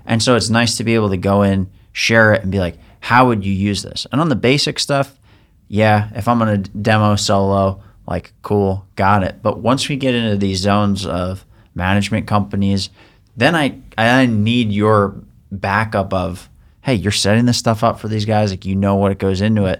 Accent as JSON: {"language": "English", "area": "Long Island", "region": "New York", "country": "United States", "tie": "born or raised there", "said": "growing up on Long Island"}